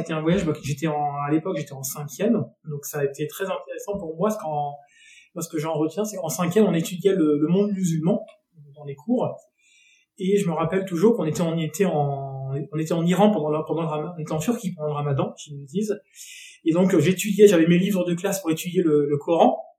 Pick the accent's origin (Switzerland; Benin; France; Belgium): France; Nantes, Pays de la Loire; moved away as an adult; now in Avignon, France; Je suis originaire de Nantes et depuis maintenant 4 ans, je vis à Avignon.